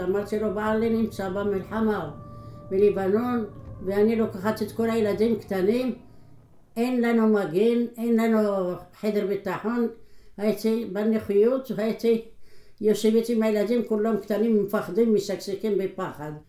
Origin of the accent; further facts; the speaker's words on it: Morocco; moved away as an adult; now in Israel; אני נולדתי במרוקו, בעיר שקראו לה קלעס סרגנה. גדלתי בבית דתי